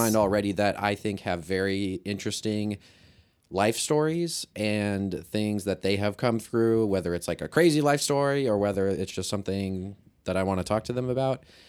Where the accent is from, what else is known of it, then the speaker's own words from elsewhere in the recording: Kirksville, Missouri, United States; I'm from Kirksville